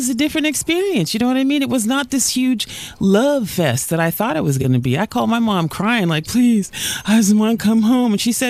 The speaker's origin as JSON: {"language": "English", "region": "California", "country": "United States", "tie": "born or raised there", "also_born_or_lived": "Alabama", "moved": "as an adult", "said": "I grew up in California."}